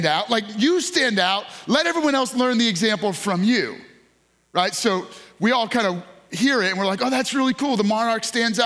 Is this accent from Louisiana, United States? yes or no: no; New York, United States; moved away; I grew up in New York